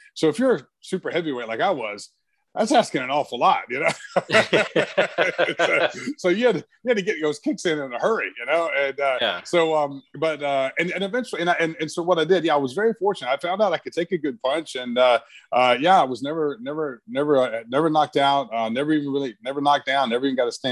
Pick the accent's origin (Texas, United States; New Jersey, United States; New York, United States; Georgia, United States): Georgia, United States; Brunswick; I grew up in Brunswick, Georgia